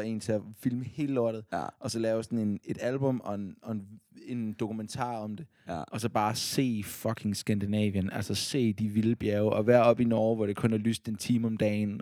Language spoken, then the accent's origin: Danish; Odense, Southern Denmark, Denmark; Fordi jeg er fra Odense.